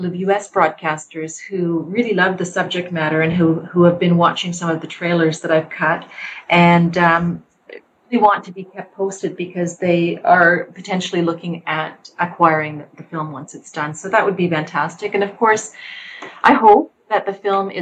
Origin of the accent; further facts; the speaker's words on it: Canada; also born or lived in Egypt; I am a Canadian Egyptian Muslim myself